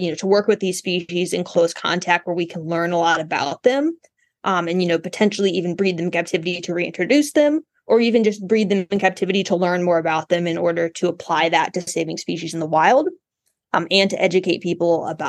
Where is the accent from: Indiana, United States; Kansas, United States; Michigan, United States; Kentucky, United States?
Indiana, United States; Indianapolis; I'm from Indianapolis originally.